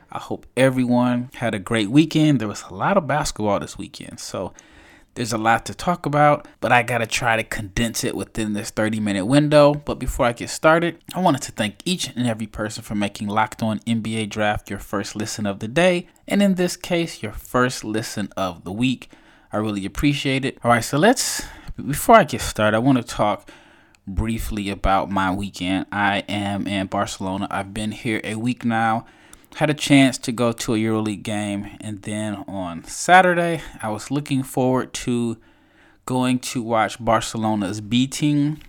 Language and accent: English; United States; I'm obviously an American